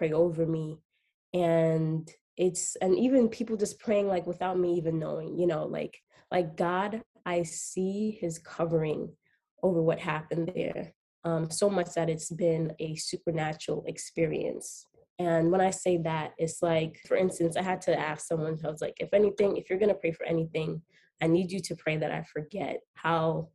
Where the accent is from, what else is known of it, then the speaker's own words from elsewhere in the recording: New York City, New York, United States; I am from Queens, New York